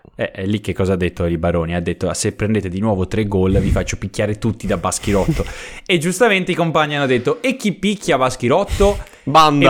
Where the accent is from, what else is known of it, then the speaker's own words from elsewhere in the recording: Prato, Tuscany, Italy; vengo da Prato, che comunque è una bellissima città